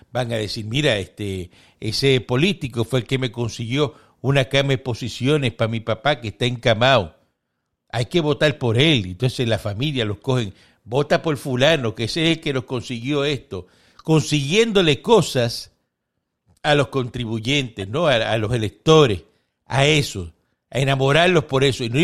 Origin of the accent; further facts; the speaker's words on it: Cuba; Eh, nosotros somos cubanos, pero nos duele ver eso.